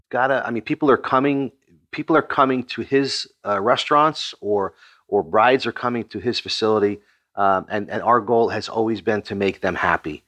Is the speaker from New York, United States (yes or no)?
yes; Long Island, New York, United States; I was born in Long Island, New York